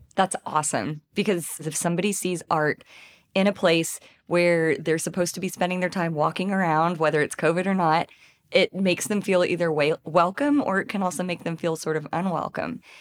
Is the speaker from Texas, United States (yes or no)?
yes; Tyler, Texas, United States; now in Fayetteville, United States; I'm from Tyler, Texas